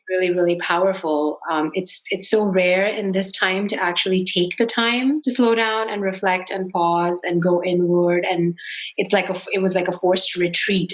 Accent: India; I grew up with spices in India

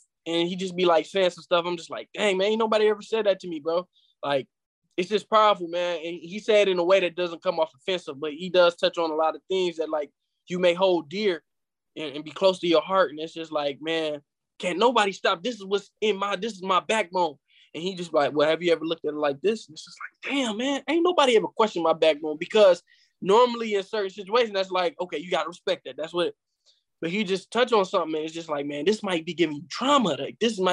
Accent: Flint, Michigan, United States; my hometown, Flint, Michigan

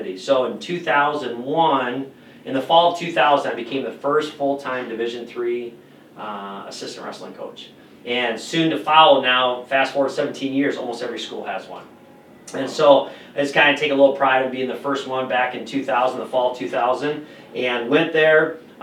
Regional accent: Osage, Iowa, United States; moved away as an adult; now in La Crosse, United States; being from a small town from Osage, Iowa, 3,500 people

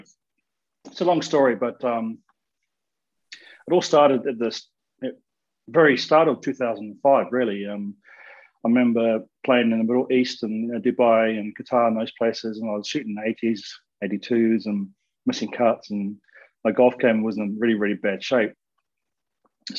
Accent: New Zealand; Growing up in New Zealand

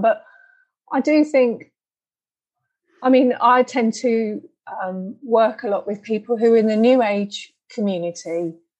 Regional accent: United Kingdom; I'm British

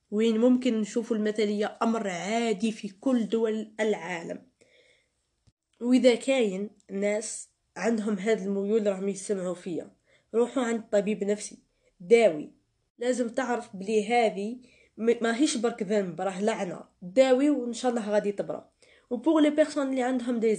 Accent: Algeria; accent: Algerian; وهنا يجب أن أتكلم باللهجة الجزائرية لأنه توجد ملاحظة يجب أن أقولها

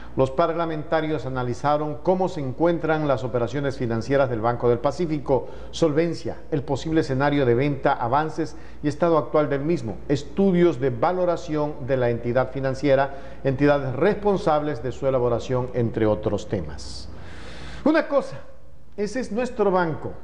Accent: Ecuador; a los que vivimos, a los que somos ecuatorianos

